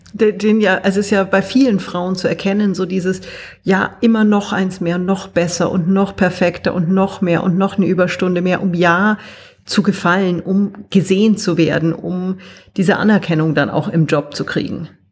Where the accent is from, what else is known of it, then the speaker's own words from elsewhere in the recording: Germany; now in Austria; ich bin Deutsche, sitze in Österreich